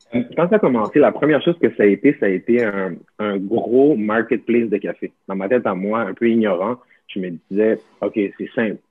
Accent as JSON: {"language": "French", "town": "Montreal", "region": "Quebec", "country": "Canada", "tie": "born or raised there", "said": "moi, quand j'étais jeune, j'ai grandi à Montréal"}